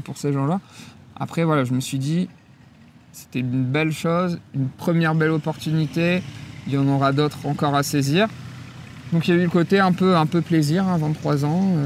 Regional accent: northern France, France; also born or lived in Le Havre; je suis originaire du nord de la France. je suis un produit, un produit local du nord

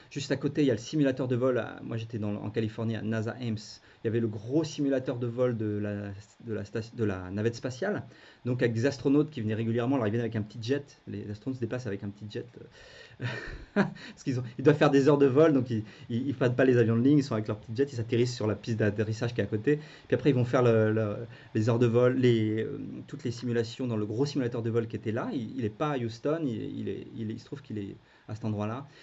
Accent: France; quand on est français

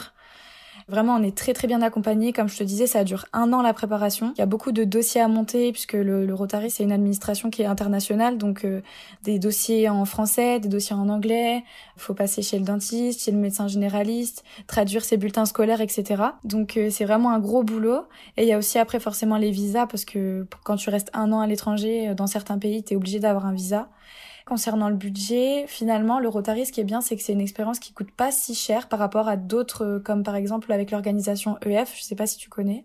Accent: Épinal, Grand Est, France; moved away as an adult; also born or lived in Troyes; now in Rome, Italy; je viens de Épinal dans les Vosges euh, en Lorraine

